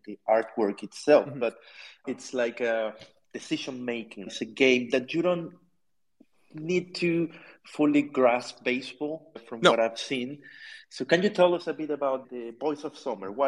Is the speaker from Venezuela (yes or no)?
yes; Venezuela; I'm from Venezuela, so I'm in South America